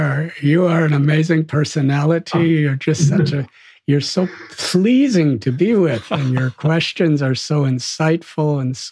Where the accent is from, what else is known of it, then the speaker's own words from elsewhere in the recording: Chicago, Illinois, United States; now in India; When I told him I'm from Chicago, he just lit up.